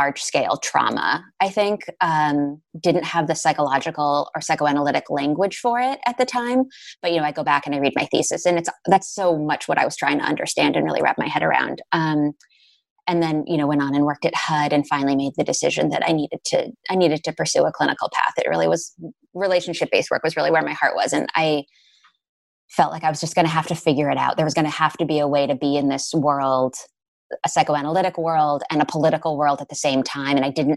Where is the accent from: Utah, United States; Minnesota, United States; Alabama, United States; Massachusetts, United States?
Massachusetts, United States; Newton; born and raised in Newton, Massachusetts